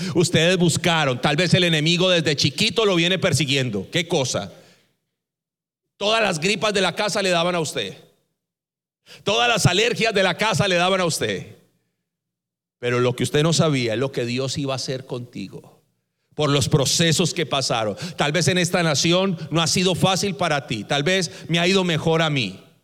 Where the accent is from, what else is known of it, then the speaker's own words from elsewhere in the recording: Colombia; Así decimos en Colombia